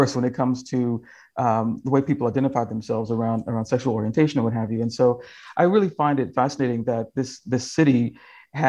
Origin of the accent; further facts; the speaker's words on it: Kentucky, United States; now in California, United States; I've been home to Kentucky